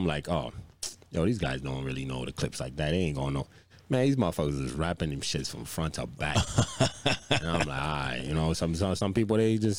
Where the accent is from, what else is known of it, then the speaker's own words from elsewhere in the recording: Virginia, United States; moved away; I'm from Virginia